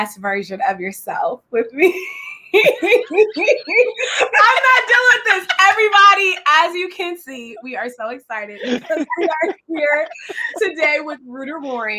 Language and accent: English; Richmond, California, United States; I'm from like a inner city. So, but I do say I'm from Richmond, California, which is right next to Oakland. So I do say I'm from San Francisco Bay Area.